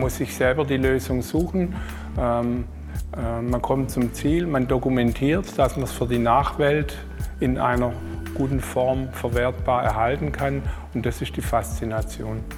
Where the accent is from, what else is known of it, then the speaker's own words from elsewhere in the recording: Esslingen, Baden-Württemberg, Germany; ich bin äh, hier im Schwabenland geboren, in Esslingen